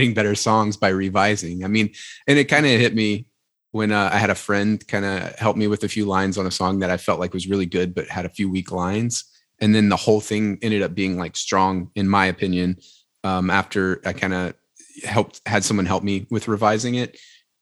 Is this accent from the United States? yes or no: yes; Louisiana, United States; I'm from Louisiana.